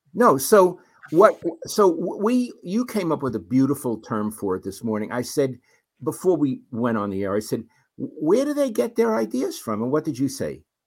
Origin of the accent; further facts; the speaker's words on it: New York City, New York, United States; moved away; growing up in Brooklyn.